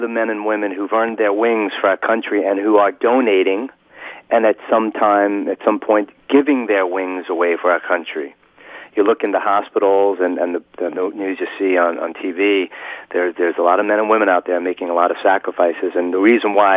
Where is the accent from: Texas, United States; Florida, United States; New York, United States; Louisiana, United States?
New York, United States; I grew up in New York from a competitive family